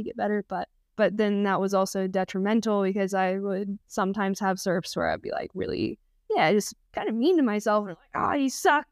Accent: Texas, United States; moved away as an adult; now in New Zealand; I grew up in Texas in the states

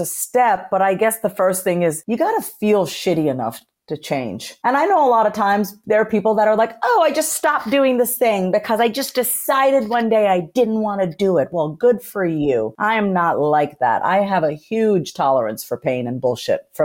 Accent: Long Island, New York, United States; I was raised on Long Island, New York, in a first generation. I'm a first generation Indian immigrant, which means my parents came here from India in the 70s, and I was born in New York

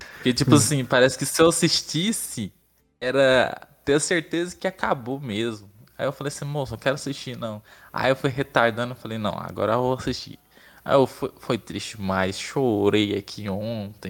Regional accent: Barro Alto, Goiás, Brazil; moved away as an adult; now in Goiânia, Brazil; Sou de Barro Alto.

